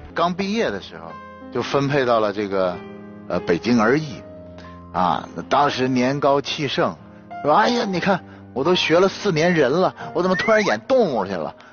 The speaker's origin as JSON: {"language": "Chinese", "region": "Northeast China", "country": "China", "tie": "born or raised there", "said": "我是东北长大的"}